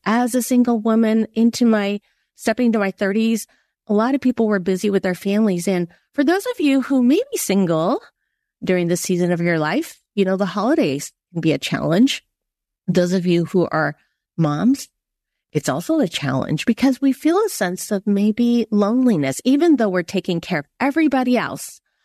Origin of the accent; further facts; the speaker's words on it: San Francisco, California, United States; I grew up in San Francisco, Chinatown